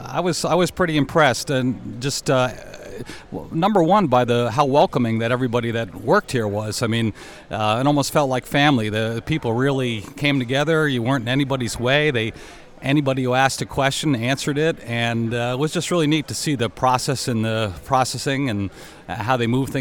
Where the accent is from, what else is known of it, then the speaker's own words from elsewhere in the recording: Prospect Hill, North Carolina, United States; I'm from Prospect Hill, North Carolina